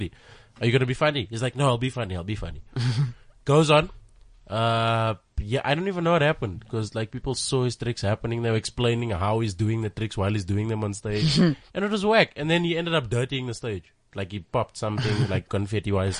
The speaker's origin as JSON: {"language": "English", "town": "Johannesburg", "region": "Gauteng", "country": "South Africa", "tie": "born or raised there"}